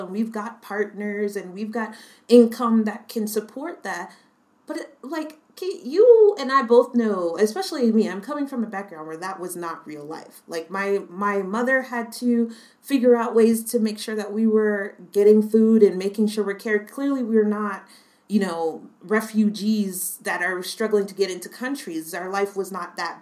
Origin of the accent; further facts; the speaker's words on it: United States; moved away; as an American citizen